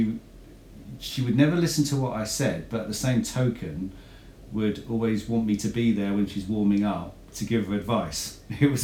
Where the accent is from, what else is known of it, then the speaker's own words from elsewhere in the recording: Hertfordshire, East of England, United Kingdom; also born or lived in Essex; I was born in Hertfordshire and raised in Hertfordshire